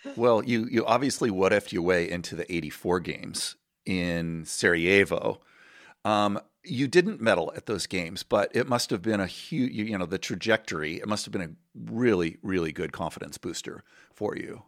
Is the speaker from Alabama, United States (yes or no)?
no; Southern California, United States; as a swimmer growing up in Southern California